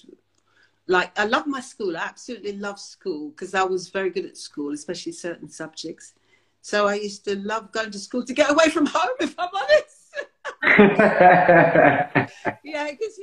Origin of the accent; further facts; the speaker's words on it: London, United Kingdom; also born or lived in Jamaica / Willesden / Shepherd's Bush; I was brought up in the family home in Wembley, opposite Wembley Stadium.